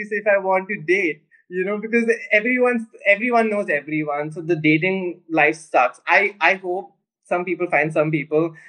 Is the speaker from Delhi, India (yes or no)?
no; Pune, Maharashtra, India; Yes, I am from Pune.